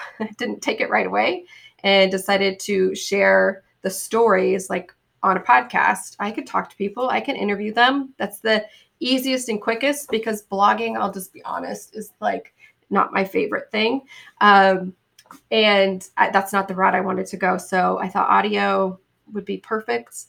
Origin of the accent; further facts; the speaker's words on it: Boise, Idaho, United States; moved away; I'm from Boise, Idaho